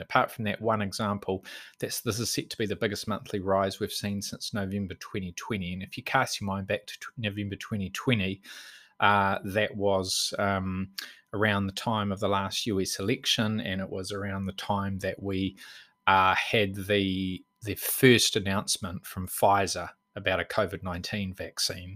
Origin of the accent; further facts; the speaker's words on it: Auckland, New Zealand; now in Bay of Plenty, New Zealand; I was born in Auckland and, um, went to primary school there